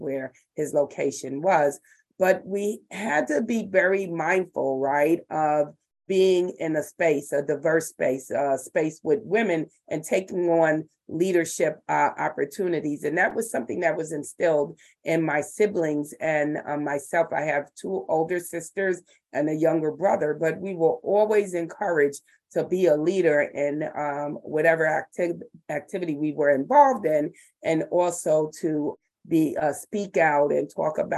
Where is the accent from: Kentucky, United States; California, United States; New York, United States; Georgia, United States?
New York, United States; Fishkill; moved away as an adult; now in Brooklyn, United States; I grew up in Fishkill, New York.